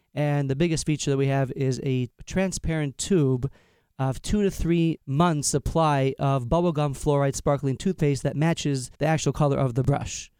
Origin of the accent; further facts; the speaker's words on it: Long Island, New York, United States; I'm from Long Island, New York